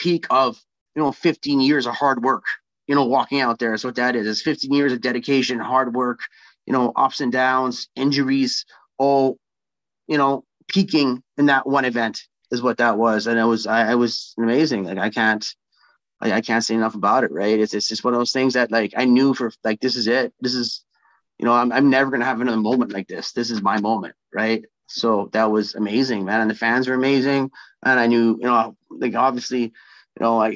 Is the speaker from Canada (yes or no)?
yes; Winnipeg, Manitoba, Canada; I'm going to be the first Winnipegger to fight in Winnipeg for UFC